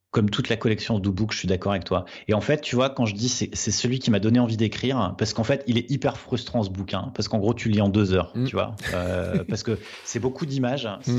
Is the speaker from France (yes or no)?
yes; Nord, Hauts-de-France, France; Je suis du Nord